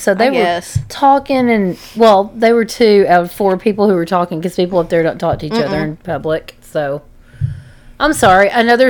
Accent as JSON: {"language": "English", "region": "Texas", "country": "United States", "said": "From Texas"}